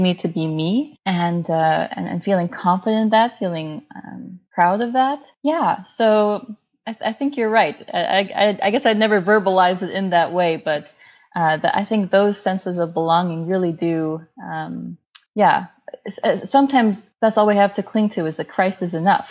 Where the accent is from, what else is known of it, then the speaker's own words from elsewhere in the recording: United States; as a minority, as an Indian American woman